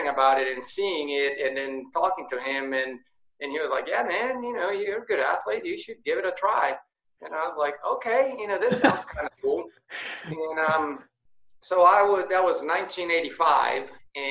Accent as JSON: {"language": "English", "region": "São Paulo", "country": "Brazil", "tie": "born or raised there", "also_born_or_lived": "Rio de Janeiro, Brazil", "moved": "yes", "lives_now": "United States", "said": "I was born in Brazil, in São Paulo, Brazil, and I lived there until I was 10 years old. And then my dad got moved to the U.S. We lived here for 2 years and then went back to Brazil, back to Rio."}